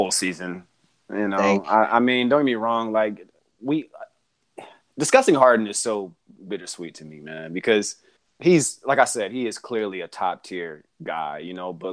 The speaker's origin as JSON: {"language": "English", "country": "United States", "said": "as Americans"}